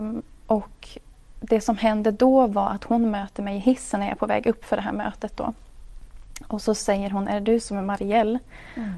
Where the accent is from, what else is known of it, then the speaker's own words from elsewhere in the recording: Hultsfred, Kalmar County, Sweden; also born or lived in Umeå / Mantorp; i Hultsfred är jag uppväxt